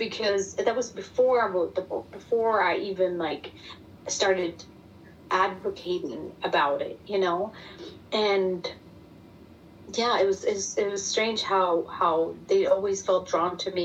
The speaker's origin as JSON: {"language": "English", "country": "Germany", "tie": "born or raised there", "second_language": "English", "moved": "as an adult", "lives_now": "Texas, United States", "said": "me living over here, growing up in Germany, and English being my second language"}